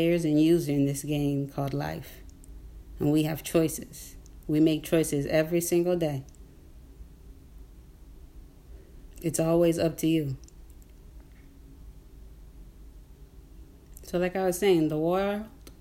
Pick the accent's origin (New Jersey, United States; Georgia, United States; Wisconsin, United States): New Jersey, United States; Newark; I'm in Newark. I'm from Newark, Newark, New Jersey